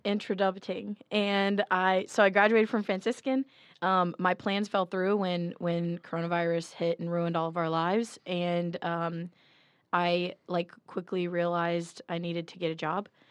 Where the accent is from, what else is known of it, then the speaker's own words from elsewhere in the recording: South Louisiana, United States; moved away; I'm from South Louisiana